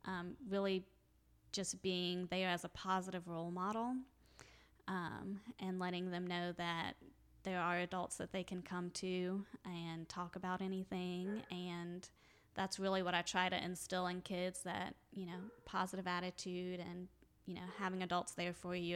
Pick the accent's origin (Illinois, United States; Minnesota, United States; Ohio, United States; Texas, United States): Ohio, United States; So, when I am actually from Ohio.